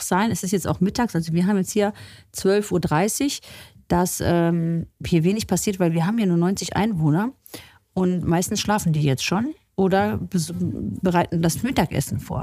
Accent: Lefruda, Central Macedonia, Greece; now in Germany; in meinem Elternhaus, in meinem Heimatdorf Lefruda

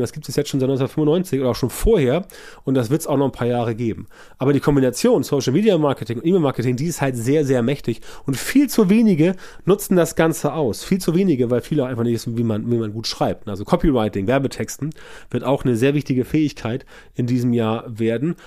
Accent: Germany; bei uns in Deutschland

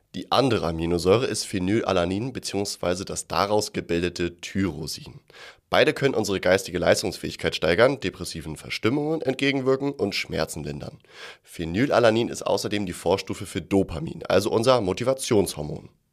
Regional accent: Germany; bei uns in Deutschland

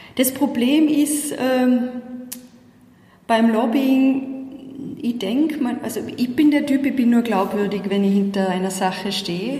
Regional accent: Tyrolean Unterland, Austria; accent: Tyrolean Unterland dialect; moved away as an adult; now in Brussels, Belgium; Man hört's an meinem Dialekt, ich bin ja immer nur zuzuordnen, ganz klar im, im Tiroler Unterland

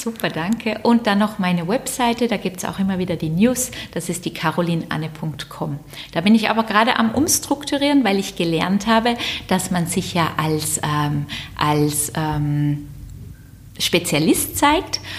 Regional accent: Southern Germany, Germany; moved away; Ich komme aus Süddeutschland

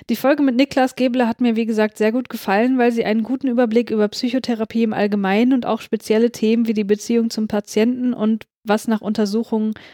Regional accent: Hamburg, Germany; Ich komme aus Hamburg und da wird gerne über die ehemaligen Zuhälter schon fast als Lokalkolorit erzählt.

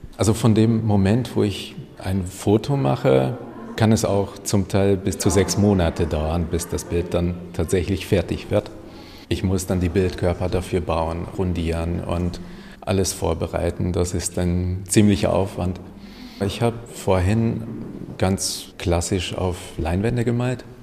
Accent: Hungary; first language Hungarian; German is a second language; now in Germany; Ungarisch ist meine Muttersprache

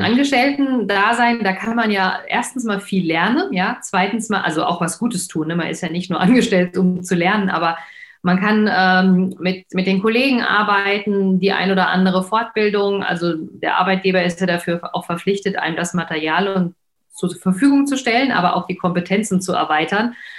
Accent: Frankfurt, Hesse, Germany; ich komme ja aus Frankfurt, ähm, Nied

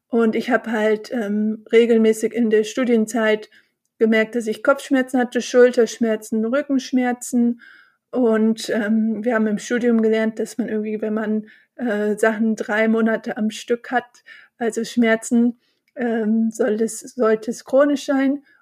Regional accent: Bonn, North Rhine-Westphalia, Germany; Ich bin äh, Rheinländerin, ich bin in Bonn geboren und aufgewachsen und ich feiere total gerne Karneval

